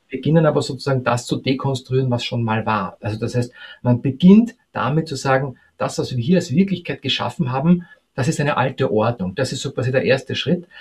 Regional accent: Austria; als Österreicher

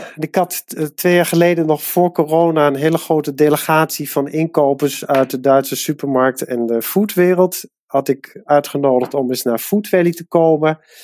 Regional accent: Netherlands; mijn vader die komt uit Nederland, maar ik ben in Nederland opgegroeid

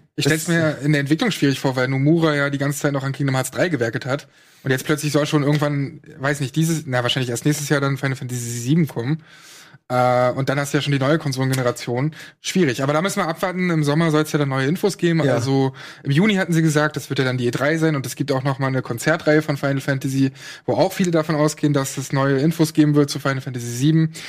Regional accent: Brandenburg, Germany; in Brandenburg, wo ich herkomme

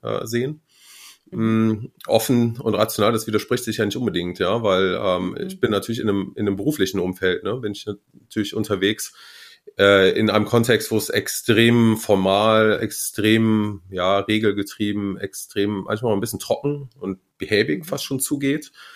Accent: Marienheide, North Rhine-Westphalia, Germany; now in Munich, Germany; ich komme aus NRW ähm, und aus der Gegend von Gummersbach

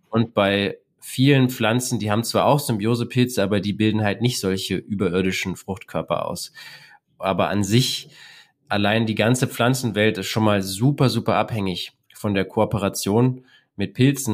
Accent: Berlin, Germany; Ich bin eher so am Stadtrand von Berlin groß geworden

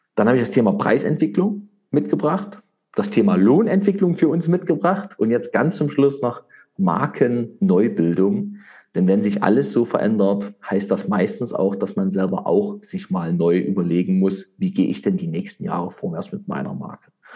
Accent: East Germany, Germany; ich komme ja aus dem Osten von Deutschland, der ehemaligen DDR-Geschichte

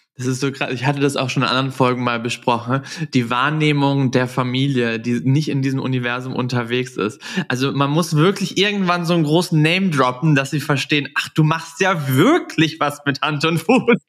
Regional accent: Southern Germany, Germany; moved away; in meiner Heimat nach Süddeutschland

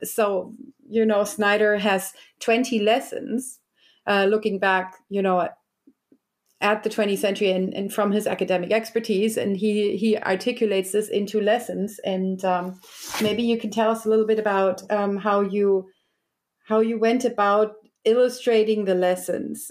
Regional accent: Germany; I was also raised in a West German, you know, um, nineties gymnasium educational, public

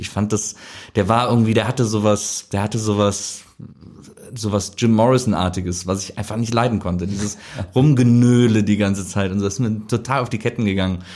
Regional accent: Wesseling, North Rhine-Westphalia, Germany; Ich komme aus Wesseling, das ist so zwischen Köln und Bonn, so ein kleiner Ort

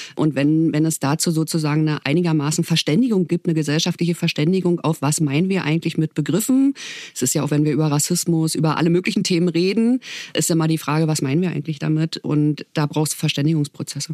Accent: Brandenburg, Germany; mich als Brandenburgerin

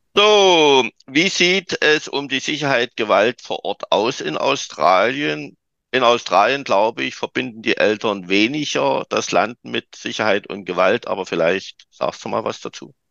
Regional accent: Saxony, Germany; Bei uns in Sachsen

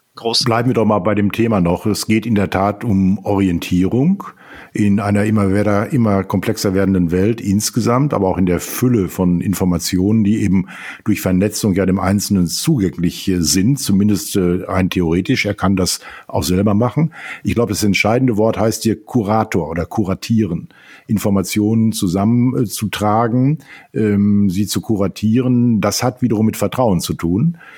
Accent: Sauerland, North Rhine-Westphalia, Germany; Ich bin aufgewachsen in einer Stadt im Sauerland

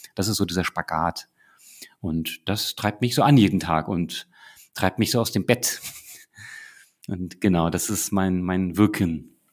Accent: Northern Germany, Germany; now in Munich, Germany; ich als Norddeutscher

